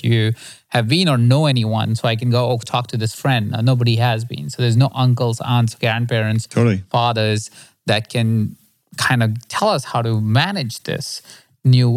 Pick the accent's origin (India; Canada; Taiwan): India; I come from India